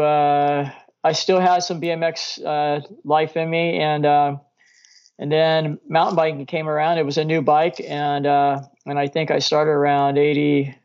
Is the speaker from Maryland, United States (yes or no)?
no; Norwalk, California, United States; also born or lived in Downey, California; I grew up in Norwalk